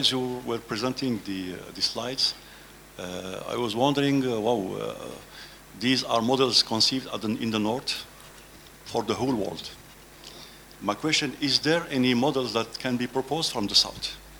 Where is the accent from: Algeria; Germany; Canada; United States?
Algeria; I come from Algeria, so Africa.